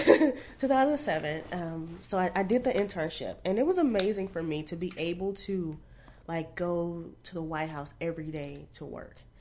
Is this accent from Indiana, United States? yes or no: no; Arlington, Texas, United States; also born or lived in Bunkie, Louisiana; I grew up in Texas